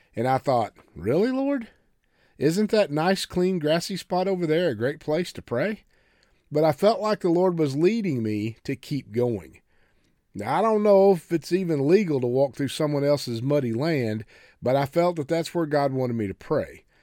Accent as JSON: {"language": "English", "region": "Oklahoma", "country": "United States", "said": "I come from farm ground. I come from Oklahoma and, and, and the old red dirt country"}